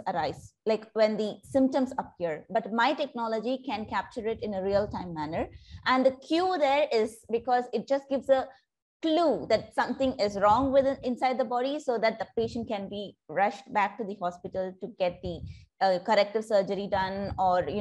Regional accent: India; moved away as an adult; now in Singapore; I'm originally from India, but I've been living in Singapore for the past decade now

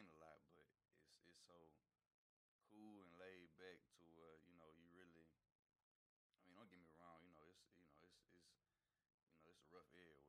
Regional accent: Nashville, Tennessee, United States; I'm from Nashville

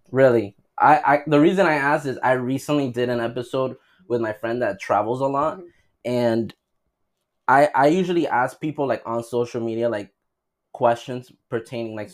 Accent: United States; as an American

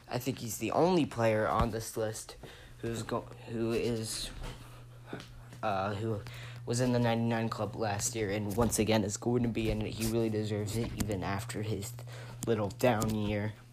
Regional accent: Pittsburgh, Pennsylvania, United States; I'm from Pittsburgh, Steelers fan, and I love Pitt Panthers, and I'm only 14.

